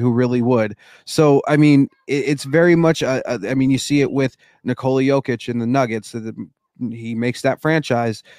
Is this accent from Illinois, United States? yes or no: no; Denver, Colorado, United States; now in Seattle, United States; I was born and raised in Denver